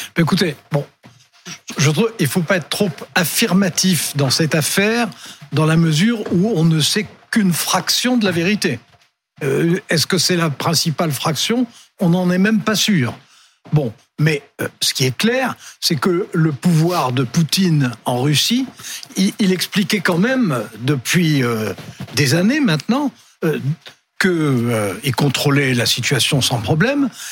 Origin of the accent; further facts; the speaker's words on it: France; comme on est français